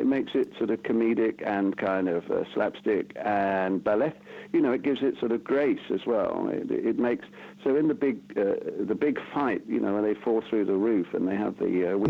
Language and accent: English; Bath, South West England, United Kingdom; moved away as an adult; growing up in Bath. I mean, that's the where I am now. I've lived all over the world, but I've sort of ended up back in my hometown.